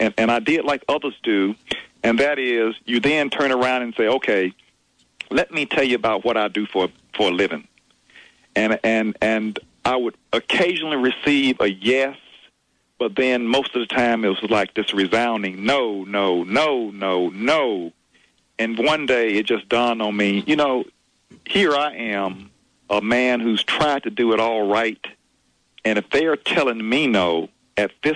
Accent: Montgomery, Alabama, United States; I was born and raised in Montgomery, Alabama, at the beginning of the bus boycott

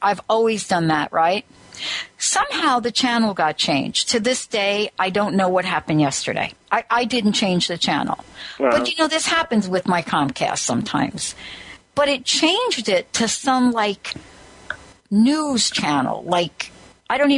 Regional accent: New Jersey, United States; I'm from New Jersey

